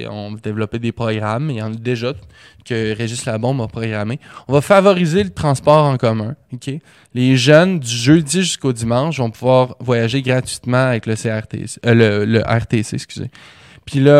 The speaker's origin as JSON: {"language": "French", "town": "Quebec City", "region": "Quebec", "country": "Canada", "tie": "born or raised there", "said": "Devine où est-ce que j'ai grandi. Québec."}